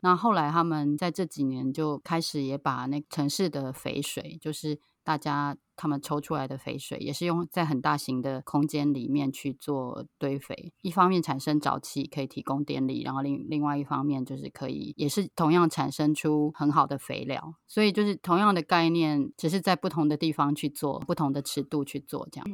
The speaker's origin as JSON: {"language": "Chinese", "region": "Taipei", "country": "Taiwan", "tie": "born or raised there", "moved": "yes", "lives_now": "Taitung, Taiwan", "said": "是从小在台北长大的，然后现在住在台东"}